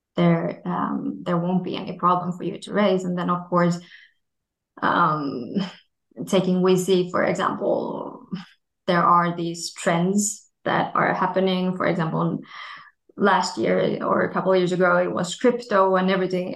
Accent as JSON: {"language": "English", "country": "Finland", "tie": "born or raised there", "said": "my home country, Finland"}